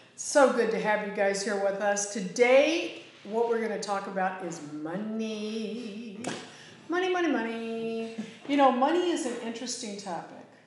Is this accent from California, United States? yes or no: yes; Northern California, United States; moved away; where I grew up in Northern California